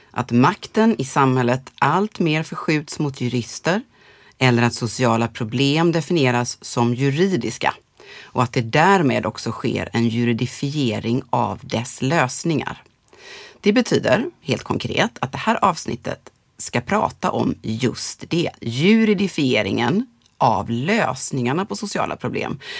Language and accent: Swedish; Gothenburg, Västra Götaland, Sweden; jag är född i Göteborg.